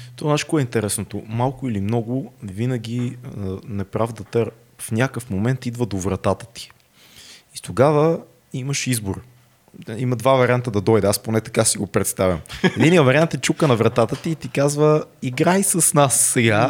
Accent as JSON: {"language": "Bulgarian", "country": "Bulgaria"}